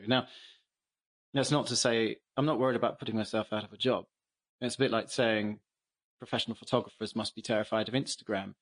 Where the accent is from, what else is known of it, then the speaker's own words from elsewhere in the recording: England, United Kingdom; as an English person